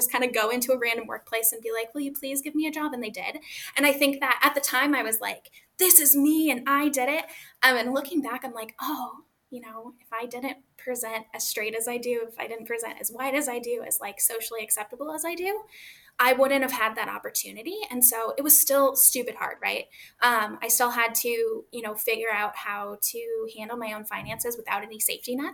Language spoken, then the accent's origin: English; Vallejo, California, United States; now in Humboldt County, United States; I'm originally from California in the Bay Area, Vallejo, serial killer USA. And then I live in Humboldt County now in the Emerald Triangle